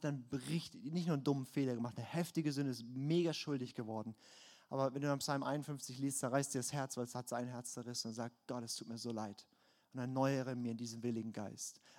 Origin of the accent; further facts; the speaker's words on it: Baden-Württemberg, Germany; ich komme aus dem Schwarzwald, ich kenne mich aus.